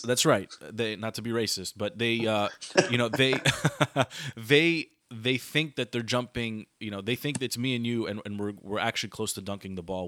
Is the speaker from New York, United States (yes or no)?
no; Washington, District of Columbia, United States; the Wizards, my hometown team, a team that I've been a fan of for a long, long time